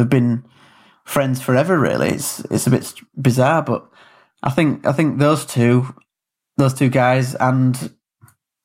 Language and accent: English; Yorkshire and the Humber, United Kingdom; moved away as an adult; now in Southampton, United Kingdom; I grew up in West Yorkshire, up in the north of England, rainy, cold.